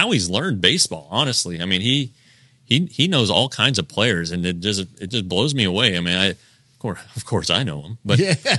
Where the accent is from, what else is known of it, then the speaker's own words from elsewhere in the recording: Colorado, United States; because I'm from Colorado